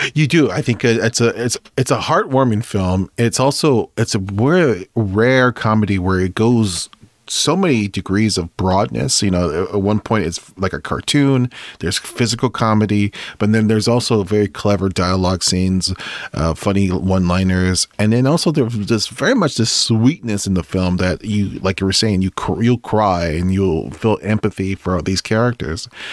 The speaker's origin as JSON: {"language": "English", "region": "California", "country": "United States", "said": "we're from, from West Coast, we're from California"}